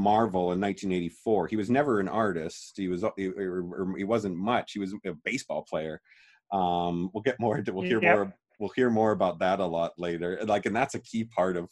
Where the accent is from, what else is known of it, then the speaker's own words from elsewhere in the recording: Calgary, Alberta, Canada; born and raised in Calgary, Alberta, Canada, same as us.